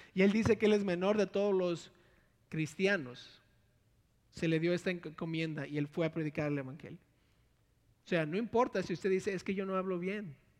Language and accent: Spanish; Monterrey, Nuevo León, Mexico; born or raised there; also born or lived in Villahermosa, Tabasco, Mexico